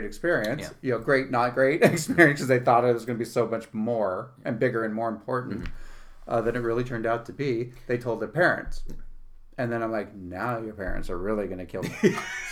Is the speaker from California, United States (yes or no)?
yes; San Francisco, California, United States; also born or lived in New York City; now in Utica, United States; I grew up in San Francisco, born and raised